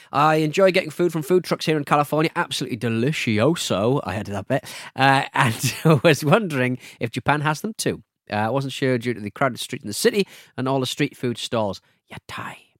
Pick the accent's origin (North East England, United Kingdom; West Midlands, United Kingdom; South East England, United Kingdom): North East England, United Kingdom; Hartlepool; from my hometown of Hartlepool